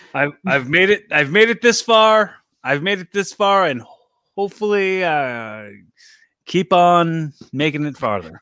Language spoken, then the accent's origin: English; Philadelphia, Pennsylvania, United States; I'm from Philly